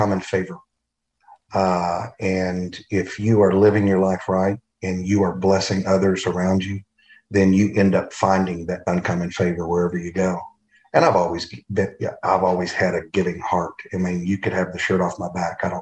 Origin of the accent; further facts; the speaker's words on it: Longview, Texas, United States; moved away as an adult; also born or lived in New York; I grew up in Longview, Texas